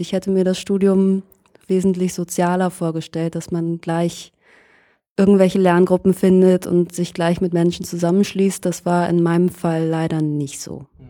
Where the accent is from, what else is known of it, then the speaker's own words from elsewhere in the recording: Lohne, Lower Saxony, Germany; moved away as an adult; now in Berlin, Germany; Ich bin in einer Kleinstadt in Niedersachsen aufgewachsen, die heißt Lohne im Landkreis Fechter.